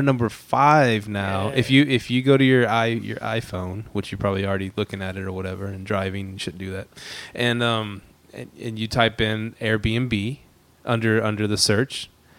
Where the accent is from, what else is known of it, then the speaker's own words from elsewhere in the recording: Houston, Texas, United States; And guess what? I'm from Houston.